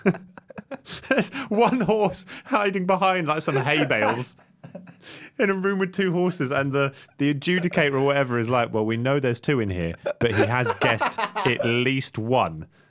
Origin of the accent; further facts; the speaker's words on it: Singapore; I grew up in Southeast Asia. I grew up in Singapore